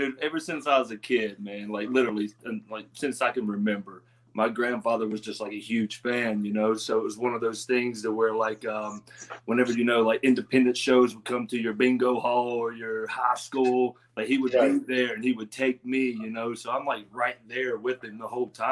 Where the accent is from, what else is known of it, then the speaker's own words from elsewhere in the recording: Pineville, West Virginia, United States; accent: country; originally, man, I'm from Pineville, West Virginia. A little small town country boy.